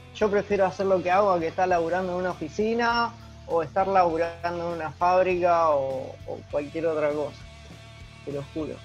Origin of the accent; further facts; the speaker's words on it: Rosario, Santa Fe, Argentina; soy de Rosario